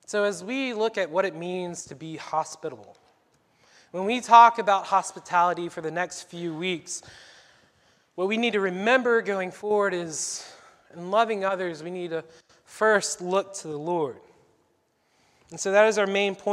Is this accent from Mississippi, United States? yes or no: no; Sumter, South Carolina, United States; moved away as an adult; also born or lived in Pennsylvania; I was born and raised in Sumter, South Carolina